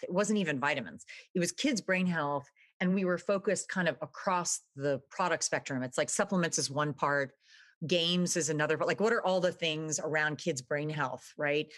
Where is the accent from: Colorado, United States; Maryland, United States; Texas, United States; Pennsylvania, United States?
Texas, United States; Dallas; moved away as an adult; also born or lived in Austin, Texas / New York City / Venice; I was, uh, born in Texas, actually. I grew up in Dallas